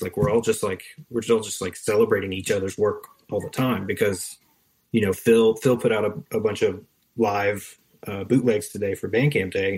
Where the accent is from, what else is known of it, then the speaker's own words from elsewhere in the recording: Western North Carolina, United States; I'm from Western North Carolina